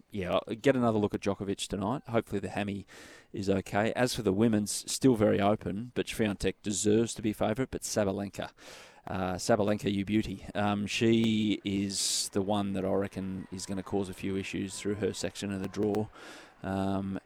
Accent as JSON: {"language": "English", "country": "Australia", "said": "we're Australian"}